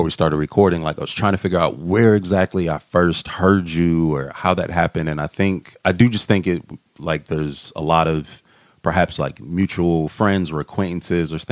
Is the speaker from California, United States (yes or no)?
no; Massillon, Ohio, United States; moved away; Where I'm from a very small town called Massillon, Ohio, which is Canton, Akron area